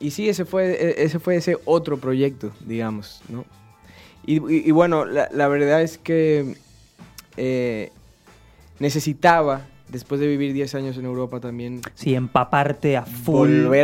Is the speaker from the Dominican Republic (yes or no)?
yes; Dominican Republic; obviamente yo soy dominicano